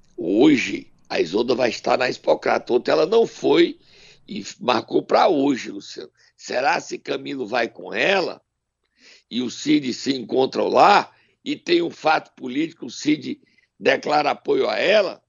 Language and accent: Portuguese; Sobral, Ceará, Brazil; da minha terra, Sobral